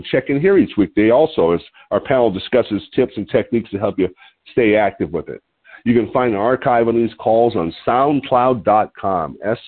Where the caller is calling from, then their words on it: Lompoc, California, United States; I'm your host today. I'm calling in from Lompoc, California, which sits about 54 miles north of Santa Barbara on the central coast of California.